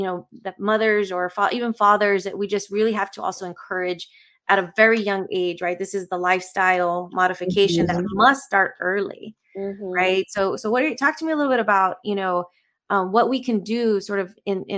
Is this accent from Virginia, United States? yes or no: no; South Texas, United States; moved away; the community I grew up was in South Texas, where there's a large Hispanic community